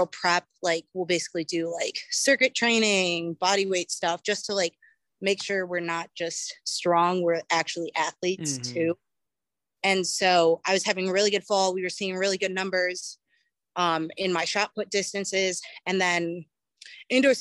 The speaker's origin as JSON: {"language": "English", "town": "Cleveland", "region": "Ohio", "country": "United States", "said": "I am originally from Cleveland, Ohio. I started doing track in elementary school."}